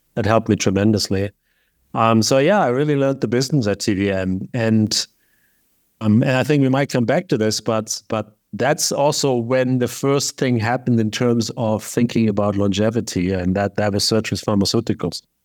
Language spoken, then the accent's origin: English; Lake Constance, Baden-Württemberg, Germany; moved away; Originally from southern Germany, not Bavaria, which is very important, but there's the southwest state called Baden-Württemberg, and there's a beautiful lake called Lake Constance, and very close to the mountains.